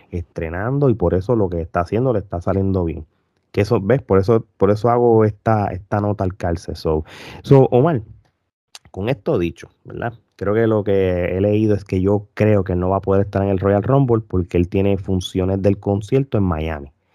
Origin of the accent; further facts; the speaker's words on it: Puerto Rico; nosotros como puertorriqueños